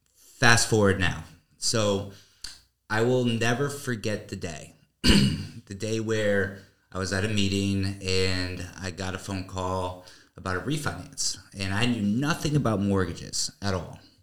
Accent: Newtown, Connecticut, United States; moved away as an adult; now in Florida, United States; originally from a small town in Connecticut called Newtown, and uh, lived there the majority of my life

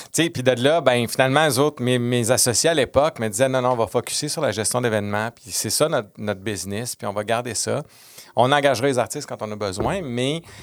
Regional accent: Quebec City, Quebec, Canada; moved away; j'étais de Québec

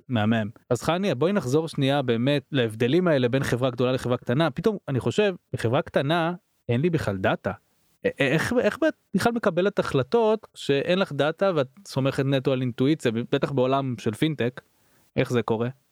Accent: Israel; אנחנו כישראלים

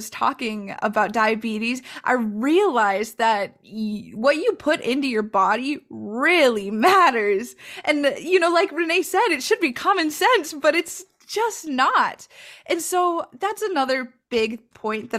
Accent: La Crosse, Wisconsin, United States; I'm from Ho-Chunk land and Wisconsin, currently known today as La Crosse, Wisconsin

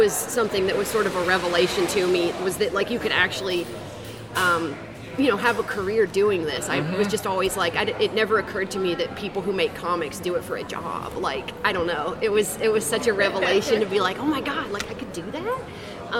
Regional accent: West Virginia, United States; now in Savannah, United States; I'm from West Virginia

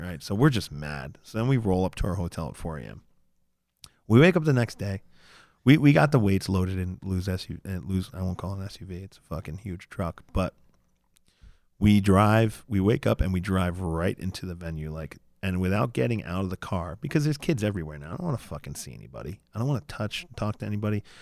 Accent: United States; we're American

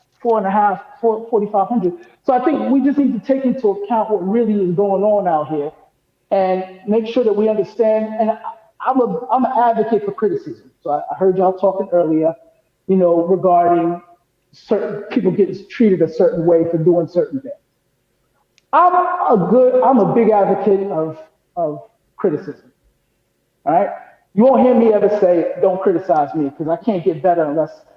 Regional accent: New York City, New York, United States; moved away; also born or lived in Boca Raton, Florida; I've lived in the hood. I'm from Hollis, Queens.

